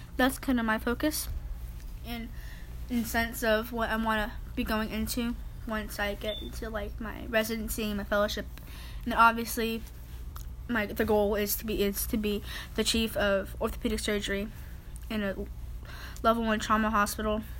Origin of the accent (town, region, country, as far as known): South Texas, United States; accent: southern